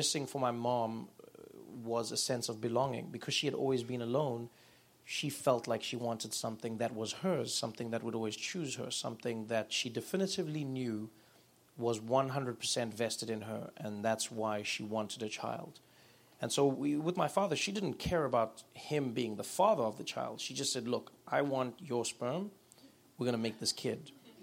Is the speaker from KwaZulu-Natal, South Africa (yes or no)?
no; Soweto, Gauteng, South Africa; growing up in South Africa, especially during the apartheid years, meant that for the most part you lived in a matriarchal society if you were a person of color